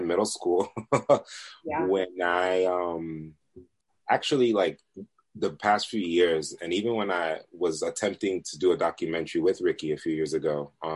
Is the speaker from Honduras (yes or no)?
yes; Honduras; we're Latinos, so by the way, I'm from Honduras, we're all Central American here